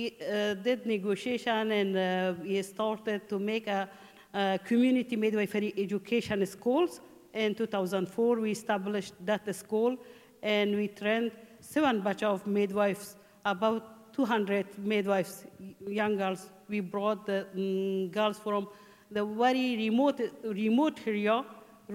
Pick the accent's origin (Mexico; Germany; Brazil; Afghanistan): Afghanistan; Mazar-i-Sharif, Balkh; English is a second language; moved away as an adult; also born or lived in Takhar province, Afghanistan; now in Ireland; I'm from Afghanistan. In 2000, I get married with my husband, and I came from Mazar Sharif